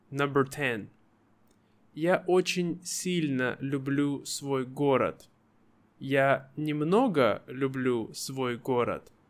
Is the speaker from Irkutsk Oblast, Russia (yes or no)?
yes; Irkutsk, Irkutsk Oblast, Russia; Мой родной город. Я родился и вырос в городе Иркутск.